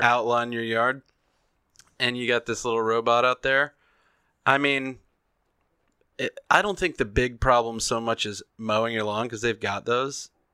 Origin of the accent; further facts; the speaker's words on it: the South, United States; I'm from the South